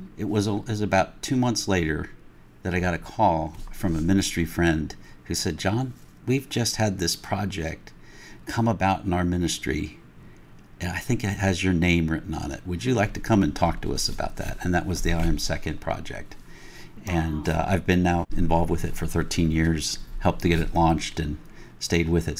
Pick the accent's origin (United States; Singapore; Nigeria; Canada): United States; Pennsylvania; moved away as an adult; also born or lived in Ohio / North Carolina; lived most of my formative years in the Pennsylvania area